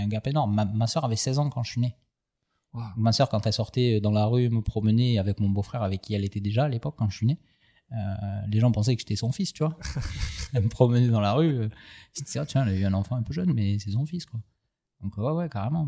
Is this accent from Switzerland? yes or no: no; Aubagne, Provence-Alpes-Côte d'Azur, France; mon corps est né à Aubagne, de l'union de, de, mon papa Alain et de ma maman Josie, qui se sont séparés assez jeunes